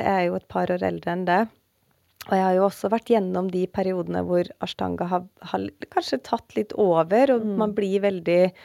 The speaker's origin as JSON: {"language": "Norwegian", "town": "Oppdal", "region": "Trøndelag", "country": "Norway", "said": "Jeg er jo fra Oppdal"}